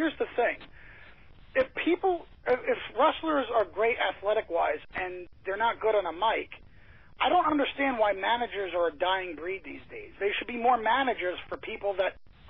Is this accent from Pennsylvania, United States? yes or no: no; New York, United States; because I'm from New York